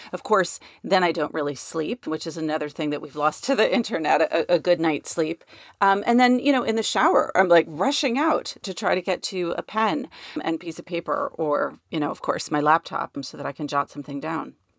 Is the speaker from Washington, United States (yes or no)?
no; New York, United States; growing up in New York